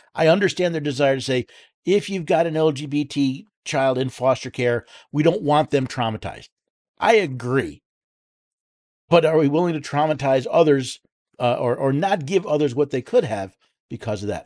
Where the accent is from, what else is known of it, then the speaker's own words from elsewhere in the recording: New York, United States; moved away as an adult; now in Tennessee, United States; I was born and raised in the Empire in the state of New York